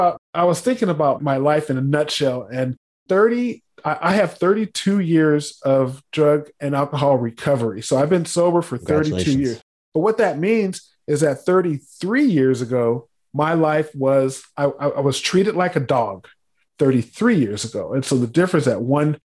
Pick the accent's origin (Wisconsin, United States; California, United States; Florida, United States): California, United States; San Diego; I was born in San Diego.